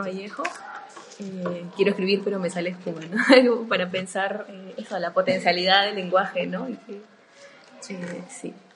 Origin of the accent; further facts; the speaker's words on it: northern Peru, Peru; del norte del Perú, de donde yo soy también